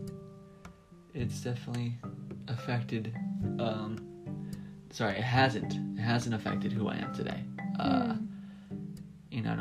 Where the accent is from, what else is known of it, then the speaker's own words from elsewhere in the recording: United States; I'm an American